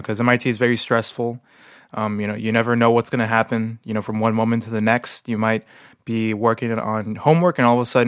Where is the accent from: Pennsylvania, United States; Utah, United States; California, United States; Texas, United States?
Texas, United States; moved away; my home state of Texas